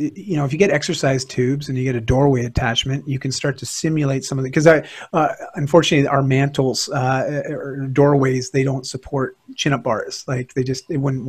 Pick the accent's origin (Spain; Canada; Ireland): Canada; here in Canada